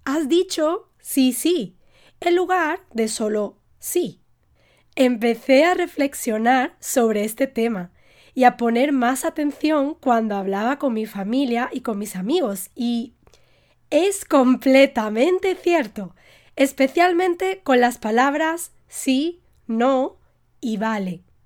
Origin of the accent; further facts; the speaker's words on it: Spain; Yo como española